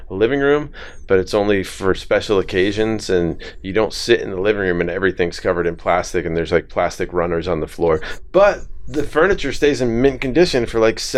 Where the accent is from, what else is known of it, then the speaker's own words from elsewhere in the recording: Rhode Island, United States; I had friends growing up in Rhode Island